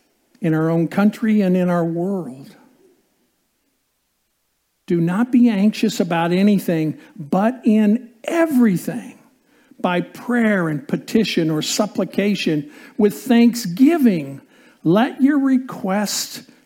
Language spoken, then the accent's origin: English; Indiana, United States; growing up in Indiana and playing basketball